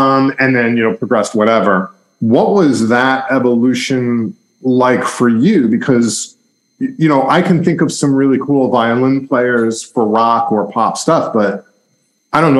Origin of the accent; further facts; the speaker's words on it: Long Island, New York, United States; I grew up outside of New York in Long Island, which is in the suburbs